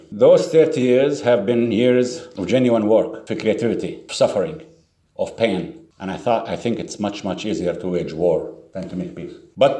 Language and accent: English; Jericho, West Bank, Palestine; since I was 12 years old when the occupation came to my hometown, Jericho.